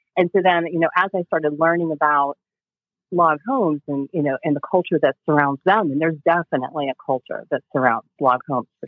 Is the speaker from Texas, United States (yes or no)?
no; just outside of Pittsburgh, Western Pennsylvania, United States; I'm actually from Western Pennsylvania, just outside of Pittsburgh